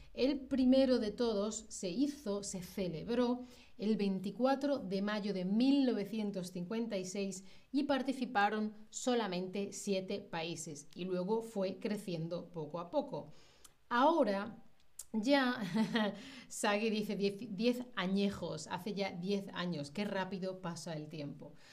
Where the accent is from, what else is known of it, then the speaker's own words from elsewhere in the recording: Spain; first language Spanish; yo soy de España